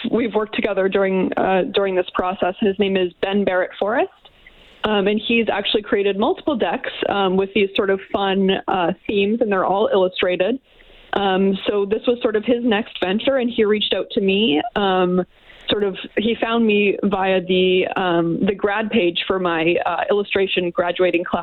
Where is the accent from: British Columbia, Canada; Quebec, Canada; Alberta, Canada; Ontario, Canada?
Alberta, Canada; St. Albert; moved away as an adult; also born or lived in Edmonton; now in Oakville, Canada; I was raised in St. Albert